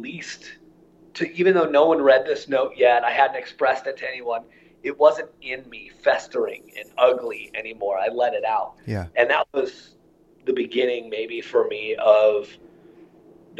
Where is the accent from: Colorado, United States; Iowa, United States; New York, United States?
Iowa, United States; my childhood is really a pretty typical Midwest childhood in terms of, you know, I grew up in Iowa